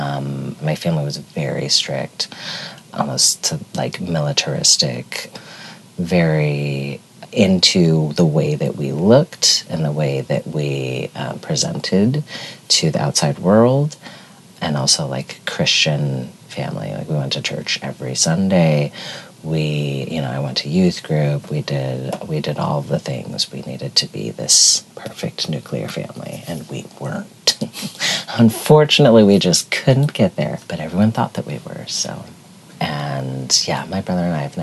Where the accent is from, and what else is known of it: Tucson, Arizona, United States; born or raised there; also born or lived in Milwaukee, Wisconsin